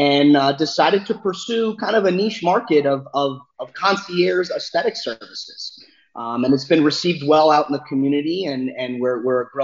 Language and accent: English; Long Island, New York, United States; moved away as an adult; I grew up in Long Island, New York